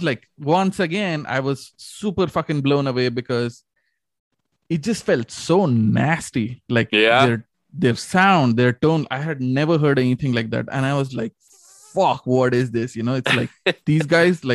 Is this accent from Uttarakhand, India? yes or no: no; Navi Mumbai, Maharashtra, India; that's where we were born and raised. Mumbai specifically. And I'm from Navi Mumbai